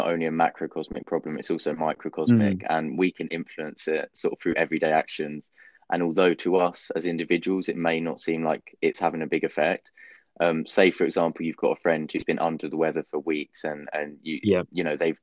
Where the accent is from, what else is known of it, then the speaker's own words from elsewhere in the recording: London, United Kingdom; I'm very sort of patriotic about being English, being a Londoner.